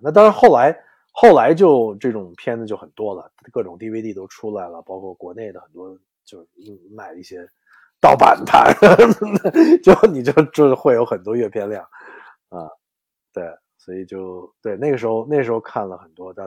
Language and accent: Chinese; Beijing, China; also born or lived in Mississippi, United States; now in New York, United States; 我其实从小就是在，在，在北影厂长大的